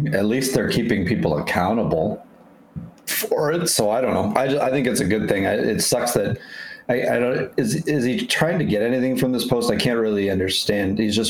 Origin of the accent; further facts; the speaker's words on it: Canada; I'm Canadian.